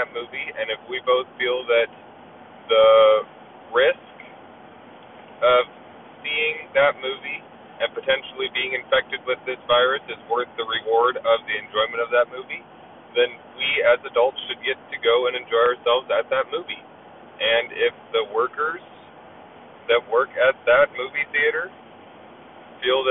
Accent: Anchorage, Alaska, United States; my hometown of Anchorage, Alaska

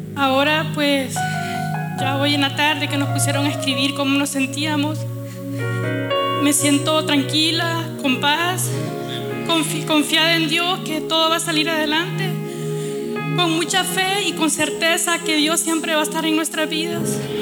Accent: Honduras; Yo soy de Honduras

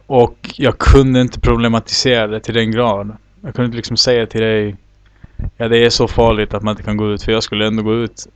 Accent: Sweden; now in Chile; jag var uppväxt bland svenskar

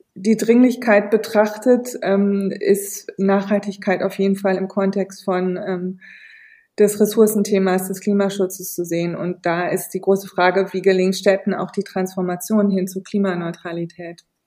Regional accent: region near Lengerich, North Rhine-Westphalia, Germany; in Längerich-Westfalen, das ist der nächste kleine Bahnhof aus der Region, wo ich aufgewachsen bin

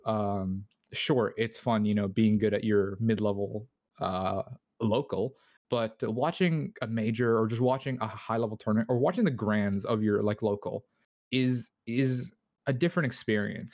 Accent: Toronto, Ontario, Canada; I'm from Toronto

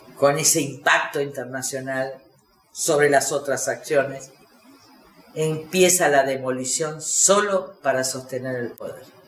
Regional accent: Argentina; como argentinos

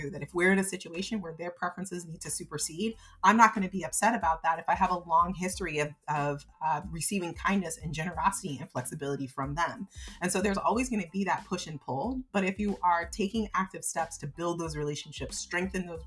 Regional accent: United States; I grew up in the United States

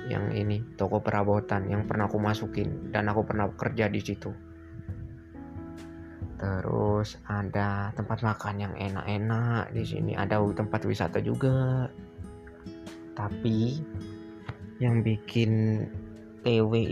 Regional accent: Muara Teweh, Central Kalimantan, Indonesia; karena di daerahku ini tergolong daerah pedalaman di Kalimantan Tengah bukan di Kalimantan Tengah provinsinya Kal Kalimantan Tengah Palangkaraya bukan loh ya ini agak ke dalam dikit nama kotanya Muara Tewe

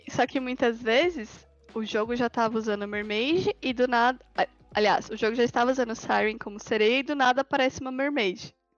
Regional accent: Brazil; eu sinto isso como brasileira

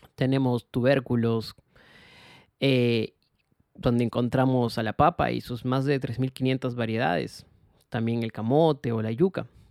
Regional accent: Peru; como peruanos

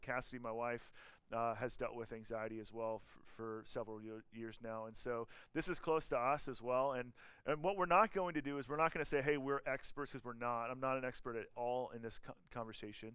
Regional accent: Georgia, United States; moved away; I'm from Georgia

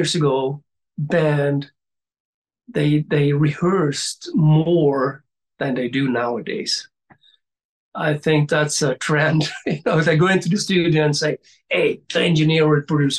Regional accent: Gothenburg, Västra Götaland, Sweden; my hometown then, Gothenburg

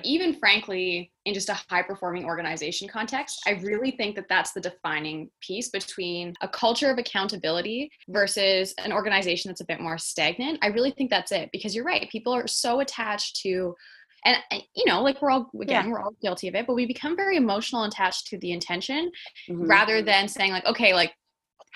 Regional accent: Canada; I'm Canadian

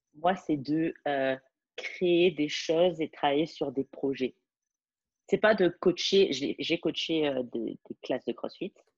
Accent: France; moved away as an adult; now in Dubai, United Arab Emirates; je, je, suis française

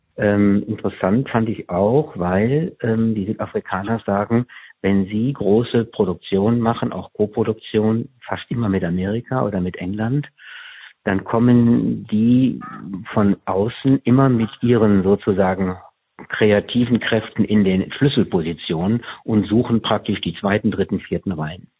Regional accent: Germany

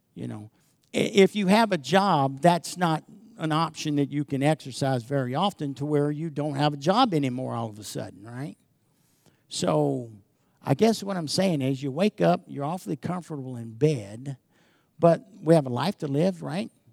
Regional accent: United States; I grew up in America that appreciated everything God did.

